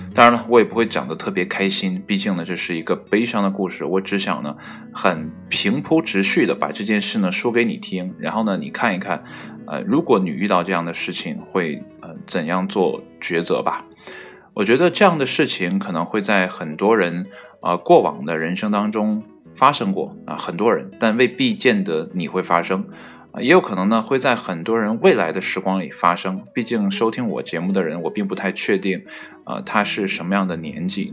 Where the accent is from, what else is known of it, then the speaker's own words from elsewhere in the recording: Northeast China, China; also born or lived in Qihe, Shandong (ancestral home); 应该是我爷爷那辈儿啊，从山东来到东北这边，然后在这边安营扎寨，然后开始呢，啊，繁衍后代，然后才有了我这辈嘛